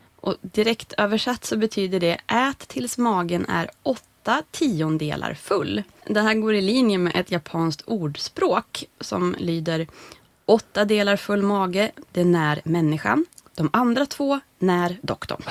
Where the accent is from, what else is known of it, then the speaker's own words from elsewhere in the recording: Norrland, Sweden; som norrlänning själv